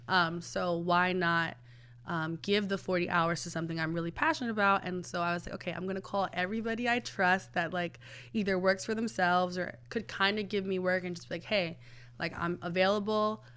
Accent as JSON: {"language": "English", "town": "New York City", "region": "New York", "country": "United States", "tie": "born or raised there", "said": "I'm from the Bronx, born and raised"}